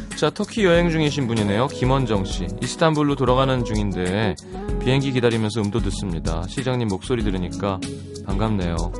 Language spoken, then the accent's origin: Korean; South Korea